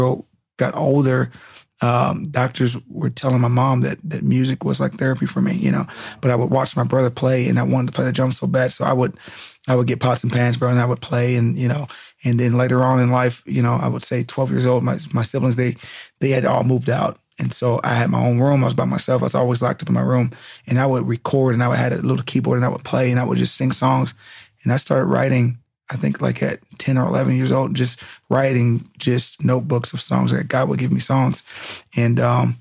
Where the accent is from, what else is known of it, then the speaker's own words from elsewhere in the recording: Southern California, United States; also born or lived in Fresno, California / Rialto, California; my parents moved out to Southern California when I was about 6 months. And I've been here ever since